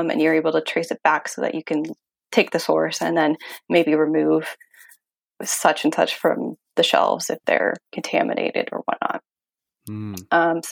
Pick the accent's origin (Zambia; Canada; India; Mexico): Canada; Ontario; moved away; I am from Ontario originally